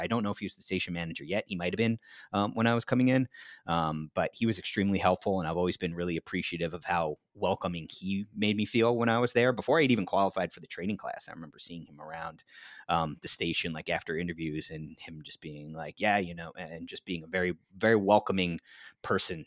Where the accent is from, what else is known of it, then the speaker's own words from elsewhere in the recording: New Jersey, United States; my home state of New Jersey